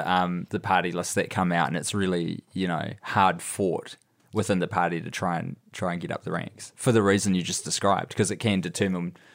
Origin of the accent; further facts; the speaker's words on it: United States; as an American political junkie